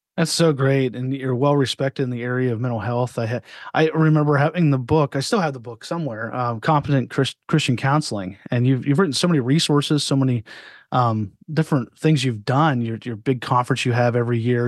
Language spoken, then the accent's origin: English; Altoona, Pennsylvania, United States; I grew up in Altoona, Pennsylvania.